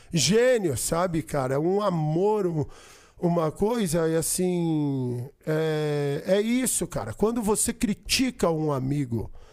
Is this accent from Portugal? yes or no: no; São Paulo, Brazil; eu nasci aqui, mano. Eu sou paulista, paulistano, nascido na Avenida Paulista